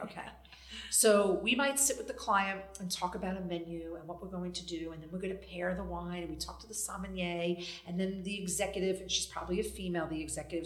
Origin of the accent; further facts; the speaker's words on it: New York City, New York, United States; I'm a New York City girl. I grew up in Brooklyn